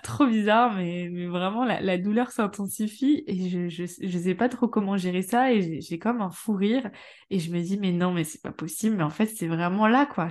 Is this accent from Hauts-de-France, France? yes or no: yes; Amiens, Hauts-de-France, France; Je suis d'Amiens, en Picardie